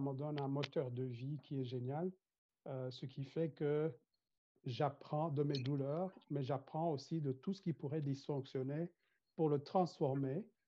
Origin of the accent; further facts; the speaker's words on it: Rwanda; je viens du Rwanda, euh, un pays blessé par le génocide des Tutsis que nous avons connu